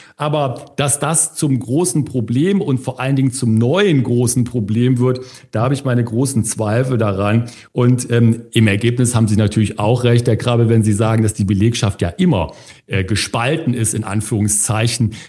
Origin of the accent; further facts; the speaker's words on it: Germany; bei uns in Deutschland